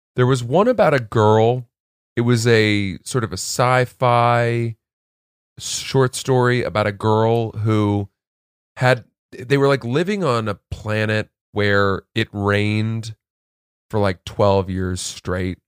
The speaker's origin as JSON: {"language": "English", "region": "Maine", "country": "United States", "tie": "born or raised there", "said": "growing up in Maine"}